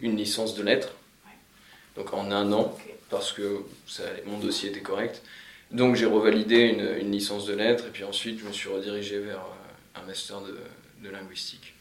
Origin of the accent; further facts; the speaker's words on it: Picardy, Hauts-de-France, France; moved away as an adult; now in Sydney, Australia; j'ai bossé un petit peu dans ma région natale, puisque je viens de, de Picardie